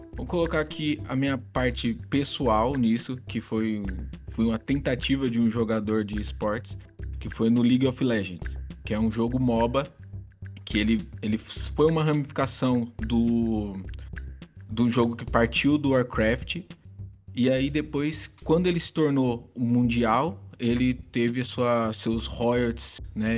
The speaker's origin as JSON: {"language": "Portuguese", "country": "Brazil", "said": "Colocando a nossa parte aqui como brasileiro"}